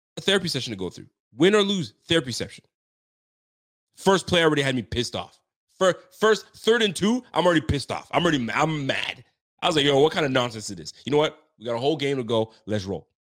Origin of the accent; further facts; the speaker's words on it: Ontario, Canada; I'm from Ontario.